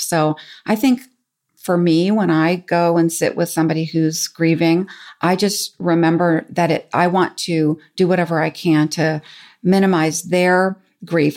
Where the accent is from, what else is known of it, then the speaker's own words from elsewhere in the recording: San Francisco, California, United States; I grew up in San Francisco